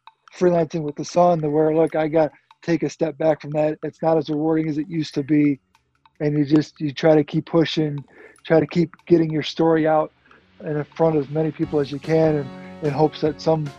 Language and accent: English; Naperville, Illinois, United States; grew up in Naperville. So unfortunately, I haven't really left town as much as I would like to.